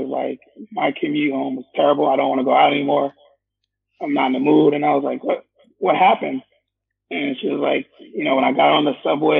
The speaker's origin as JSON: {"language": "English", "town": "New York City", "region": "New York", "country": "United States", "tie": "born or raised there", "also_born_or_lived": "Staten Island, New York"}